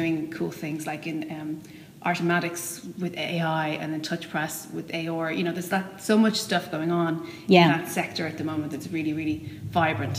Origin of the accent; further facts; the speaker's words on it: Dublin, Ireland; I went to Ballyfermot.